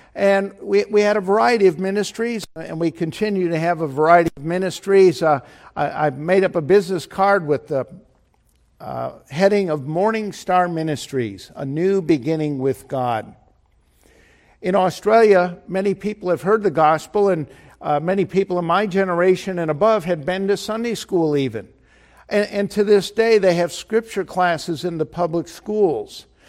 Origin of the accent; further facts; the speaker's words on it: Chicago, Illinois, United States; I was from Chicago